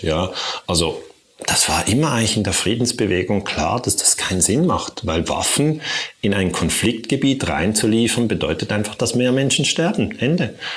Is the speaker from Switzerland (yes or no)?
yes; Switzerland; Also ich komme ja aus der Schweiz